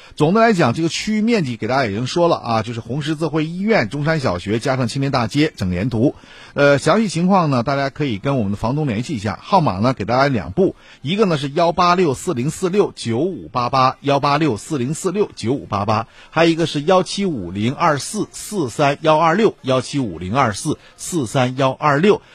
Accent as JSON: {"language": "Chinese", "town": "Shenyang", "region": "Liaoning", "country": "China", "said": "咱们东北地区，哎，或者说咱沈阳啊"}